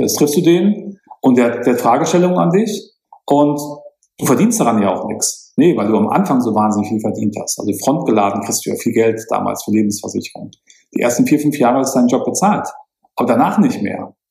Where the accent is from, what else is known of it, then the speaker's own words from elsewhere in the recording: Münster, North Rhine-Westphalia, Germany; now in Munich, Germany; bei uns in Münster